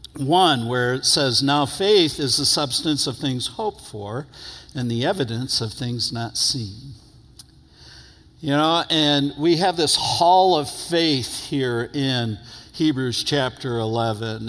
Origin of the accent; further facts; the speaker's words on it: New York, United States; moved away; I'm from New York originally